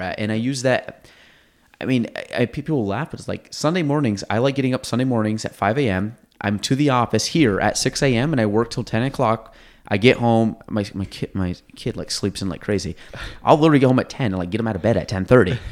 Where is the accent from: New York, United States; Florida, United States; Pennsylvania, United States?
New York, United States; Chazy; we grew up in Chazy